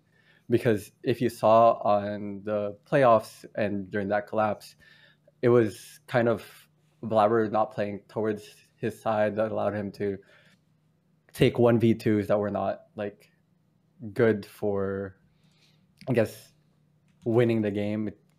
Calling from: San Francisco, California, United States; Hello, I'm calling from San Francisco.

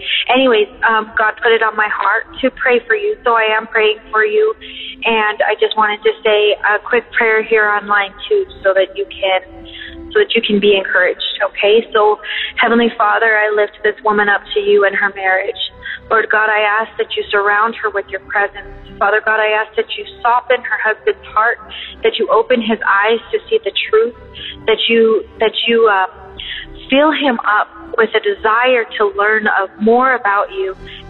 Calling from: Colorado, United States; I'm from Colorado

